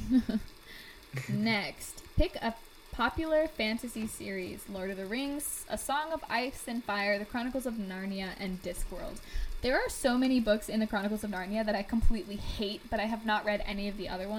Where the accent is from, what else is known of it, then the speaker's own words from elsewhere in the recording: Indianapolis, Indiana, United States; it's set in my hometown.